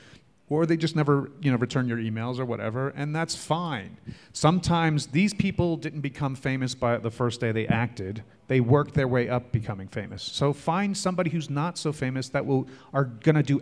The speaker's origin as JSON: {"language": "English", "region": "New York", "country": "United States", "said": "I'm a New Yorker"}